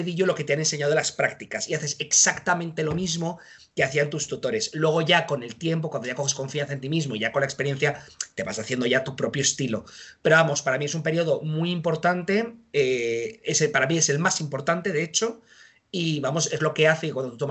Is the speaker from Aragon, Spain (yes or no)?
no; Madrid, Community of Madrid, Spain; yo soy de Madrid, así que estuve en Madrid